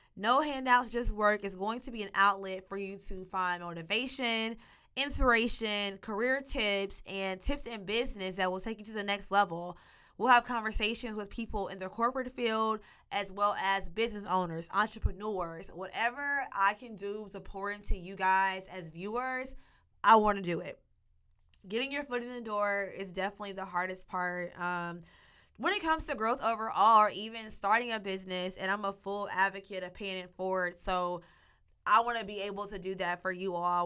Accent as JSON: {"language": "English", "town": "Monticello", "region": "Arkansas", "country": "United States", "tie": "born or raised there", "also_born_or_lived": "Fayetteville, Arkansas", "said": "I was born and raised in Monticello, Arkansas."}